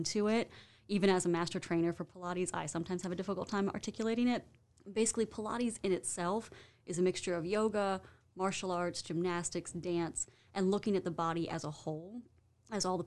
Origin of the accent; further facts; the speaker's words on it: Virginia, United States; moved away as an adult; also born or lived in Arizona; now in Winston-Salem, United States; I'm from the Virginia area, the D.C. suburbs